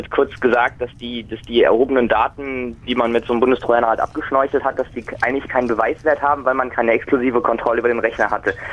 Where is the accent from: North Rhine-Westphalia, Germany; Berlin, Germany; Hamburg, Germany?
North Rhine-Westphalia, Germany; Genau, ich komme aus NRW